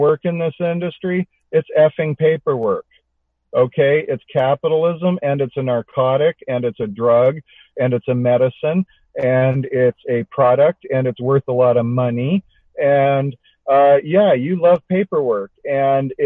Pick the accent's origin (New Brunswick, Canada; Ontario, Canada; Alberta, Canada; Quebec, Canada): Alberta, Canada; I grew up in Alberta